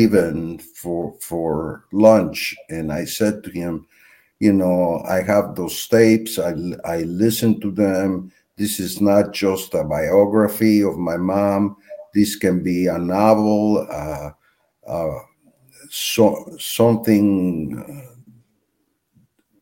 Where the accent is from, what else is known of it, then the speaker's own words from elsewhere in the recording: Mexico; my father was very much against talking about the Holocaust when I was growing up in Mexico.